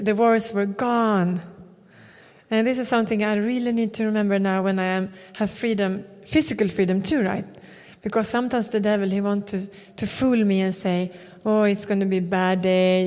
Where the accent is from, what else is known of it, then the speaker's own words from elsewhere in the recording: Sweden; We come from Sweden